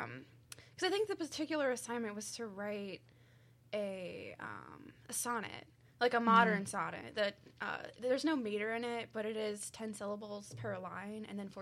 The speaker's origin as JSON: {"language": "English", "town": "Oakville", "region": "Missouri", "country": "United States", "also_born_or_lived": "Mascoutah / Scott", "said": "I'm from this general area. I'm from Oakville, but I've lived in Muscoota and Scott, so I've always been in this general area."}